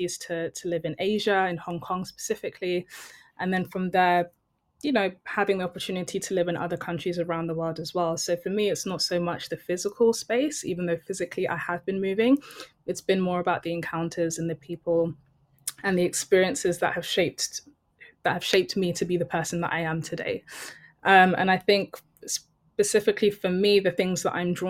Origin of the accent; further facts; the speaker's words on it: London, United Kingdom; also born or lived in Benin City, Nigeria / Acton; I've grown up in West London.